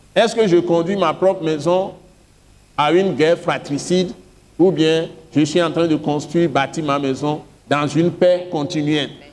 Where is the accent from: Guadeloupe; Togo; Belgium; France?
Togo; je suis Togolais